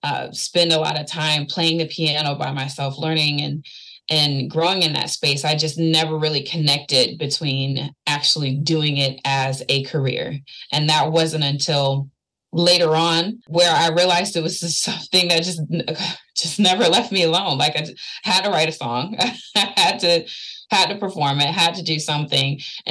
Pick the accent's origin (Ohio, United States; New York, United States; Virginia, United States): Virginia, United States; Norfolk; I was raised here in Norfolk, Virginia. So being from Virginia itself, it has such a rich, complicated history when it comes to culture and diversity.